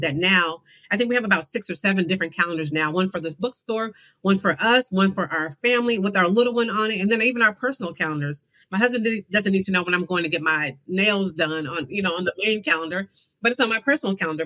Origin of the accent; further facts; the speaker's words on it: Tulsa, Oklahoma, United States; I was born, uh, raised in Tulsa, Oklahoma, right near Black Wall Street